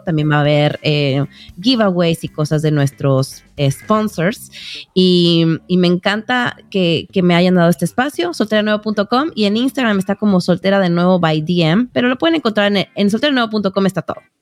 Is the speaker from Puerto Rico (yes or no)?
no; Mexico; moved away as an adult; now in United States; yo soy mexicana, pero vivo en Estados Unidos hace 12 años